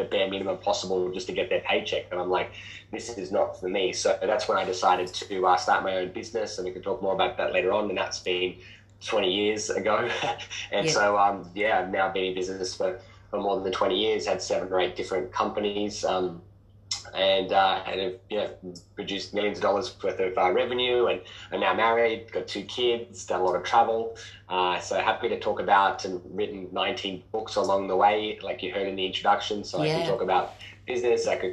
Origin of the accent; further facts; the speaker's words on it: Sydney, New South Wales, Australia; I grew up in Western Sydney, a working class family